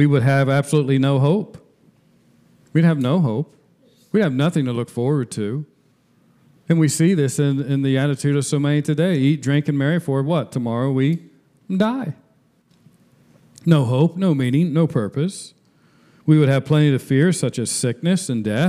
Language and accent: English; Marymount, Ohio, United States; the moment I was born in Marymount, Ohio, I became a citizen of the United States